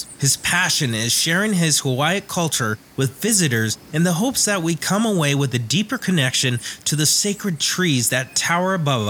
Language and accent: English; Homalco First Nation, Vancouver Island, British Columbia, Canada; I'm from the Humalco First Nation, and I'm grateful to call this island my home.